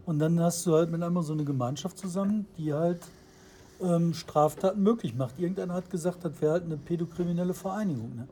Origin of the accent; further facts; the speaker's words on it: Bottrop, North Rhine-Westphalia, Germany; ich komme aus Fulmburg. Also Bottrop Fuhlenbrock.